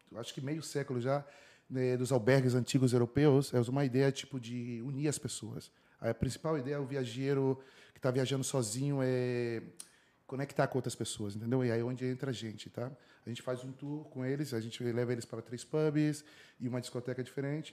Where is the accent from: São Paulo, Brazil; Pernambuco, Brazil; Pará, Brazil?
São Paulo, Brazil; Ribeirão Preto; moved away as an adult; also born or lived in Brasília / Brussels, Belgium; now in Madrid, Spain; Eu sou de Ribeirão Preto, interior de São Paulo. Na verdade, nasci em Brasília e cresci em Ribeirão Preto